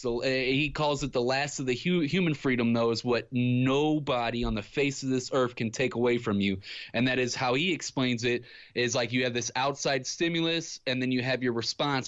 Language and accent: English; Ferguson, Missouri, United States; I grew up in Ferguson, Missouri